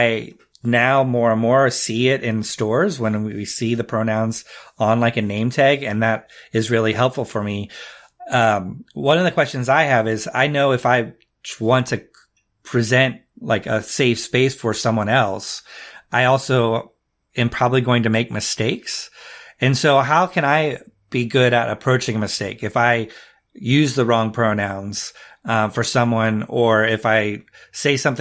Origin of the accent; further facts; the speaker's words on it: Midwest, United States; I'm from the Midwest